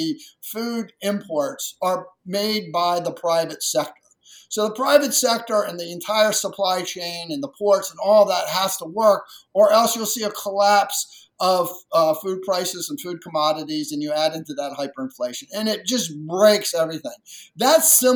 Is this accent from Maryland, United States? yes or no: yes; rural Maryland, United States; I grew up in rural Maryland, and, you know, 50 plus years ago, it was even more rural